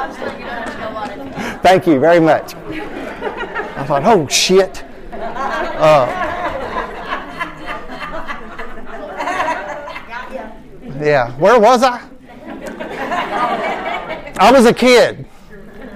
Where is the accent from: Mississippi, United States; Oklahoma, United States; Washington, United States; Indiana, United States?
Indiana, United States; New Albany; I was born and raised in New Albany, Indiana. Never have lived anywhere else